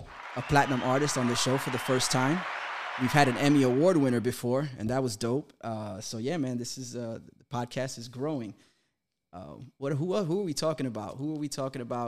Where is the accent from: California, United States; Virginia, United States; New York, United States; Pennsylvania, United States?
New York, United States; New York City; I grew up in Jackson Heights